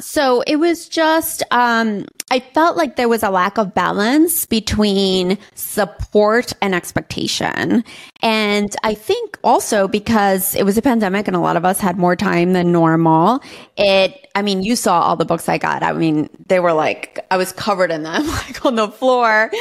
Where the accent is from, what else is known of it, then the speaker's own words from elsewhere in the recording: New York City, New York, United States; moved away as an adult; now in Austin, United States; I grew up in New York City my whole life. And I am a New York City girl